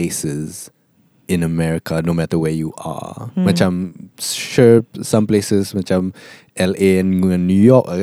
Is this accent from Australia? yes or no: no; Kelantan, Malaysia; I was born in Kelantan